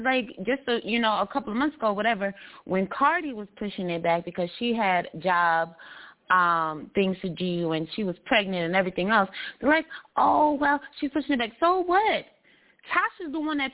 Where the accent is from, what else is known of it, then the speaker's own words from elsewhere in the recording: New York, United States; I'm from New York